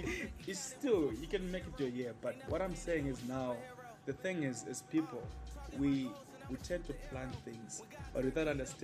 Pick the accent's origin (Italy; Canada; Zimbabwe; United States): Zimbabwe; I grew up in Bali. This is where I grew up, and this is my parents' place.